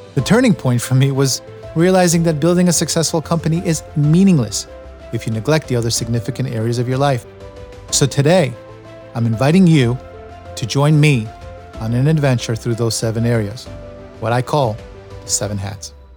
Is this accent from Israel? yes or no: yes; Tel Aviv, Tel Aviv District, Israel; I was born in Tel Aviv. I was born in nineteen seventy-three.